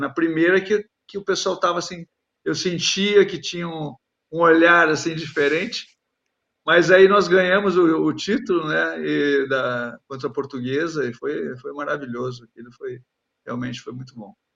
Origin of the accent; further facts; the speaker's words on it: Gaúcho, Rio Grande do Sul, Brazil; que sou gaúcho